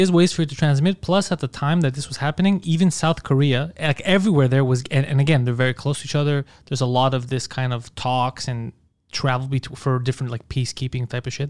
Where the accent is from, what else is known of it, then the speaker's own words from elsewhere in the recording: Montreal, Quebec, Canada; I'm from Park X.